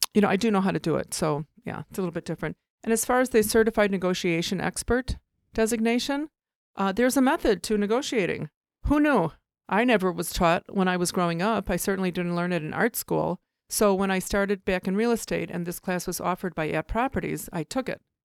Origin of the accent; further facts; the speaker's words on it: Oak Park, Illinois, United States; also born or lived in Chicago, Illinois; I grew up in Elmwood Park and Oak Park